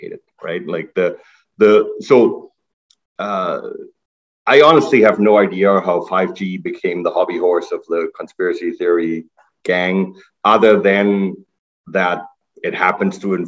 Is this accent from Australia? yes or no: no; Germany; moved away as an adult; now in Canada; I'm originally from Germany. I came to Canada to do my undergrad